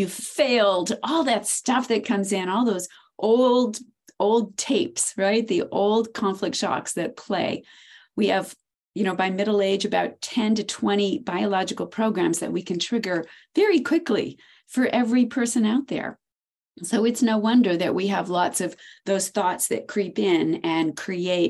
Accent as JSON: {"language": "English", "region": "Maine", "country": "United States", "said": "I'm from Maine."}